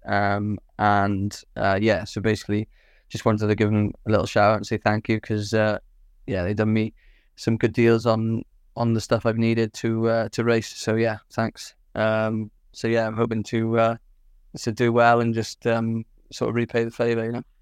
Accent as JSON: {"language": "English", "town": "Swansea", "region": "Wales", "country": "United Kingdom", "said": "from Swansea in South Wales"}